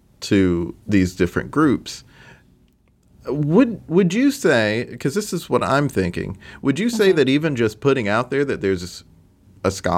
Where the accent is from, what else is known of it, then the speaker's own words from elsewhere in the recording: the South, United States; moved away; I come from the South